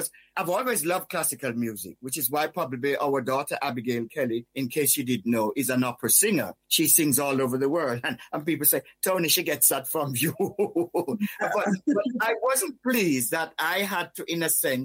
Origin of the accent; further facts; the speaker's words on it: Whitehall, Saint Thomas, Jamaica; moved away; also born or lived in United Kingdom; when I was growing up in Whitehall, St. Thomas, Jamaica, although I'm British born, I grew up in the Caribbean